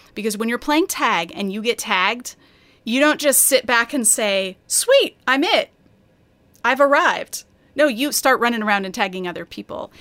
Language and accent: English; Colorado, United States; I grew up in Colorado